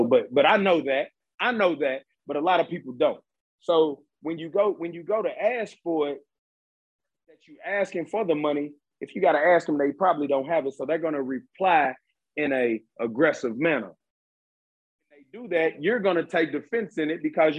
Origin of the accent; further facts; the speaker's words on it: Lexington, Kentucky, United States; I'm from Lexington, Kentucky